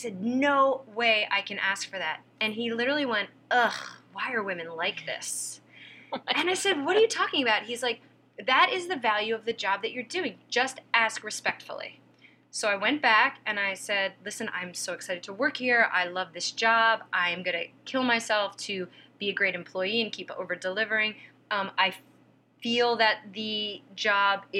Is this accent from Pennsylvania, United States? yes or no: yes; Pennsylvania, United States; moved away; I'm from Pennsylvania. I wasn't raised with any kind of concept of the entertainment industry